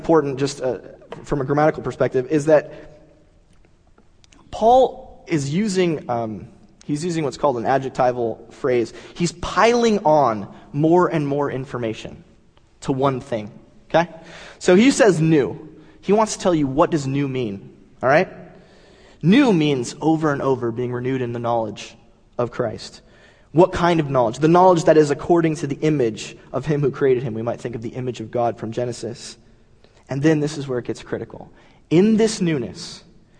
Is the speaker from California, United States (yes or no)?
yes; Southern California, United States; I'm from Southern California.